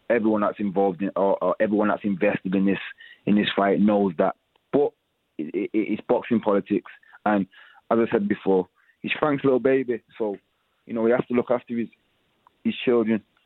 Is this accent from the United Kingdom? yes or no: yes; United Kingdom; We're all from Britain